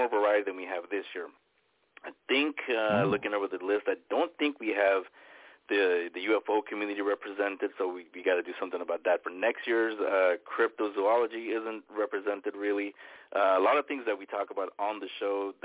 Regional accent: San Francisco, California, United States; It was in my home that I grew up in San Francisco.

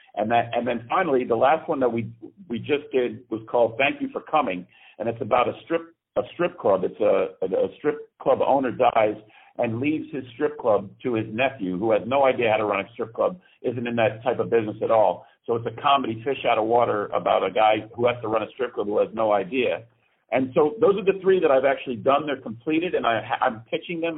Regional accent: Greenwich, Connecticut, United States; moved away as an adult; now in New York, United States; I am originally from Greenwich, Connecticut, which is a stone's throw from New York

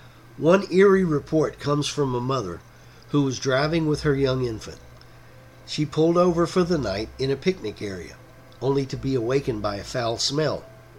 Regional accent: Texas, United States; here in my home state of Texas

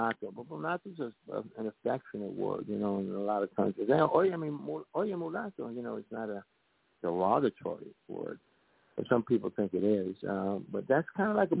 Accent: New York City, New York, United States; a city slicker, because I came from the Bronx, New York.

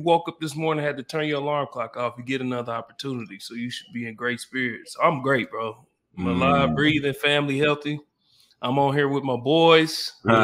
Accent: Oklahoma City, Oklahoma, United States; I'm a kid from Southside Oklahoma City

